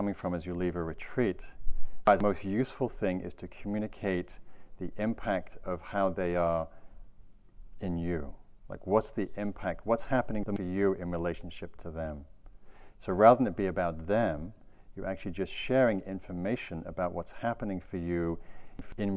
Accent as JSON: {"language": "English", "region": "England", "country": "United Kingdom", "moved": "yes", "lives_now": "California, United States", "said": "I'm from England."}